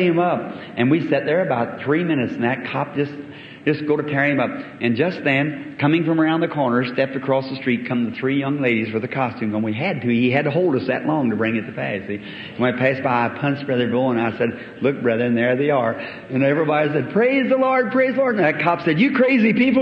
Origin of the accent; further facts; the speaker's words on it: United States; I'm an American from generation to generation